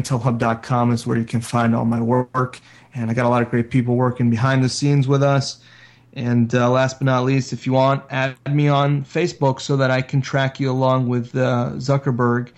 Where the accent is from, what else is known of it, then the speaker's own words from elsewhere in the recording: South Florida, United States; I grew up in South Florida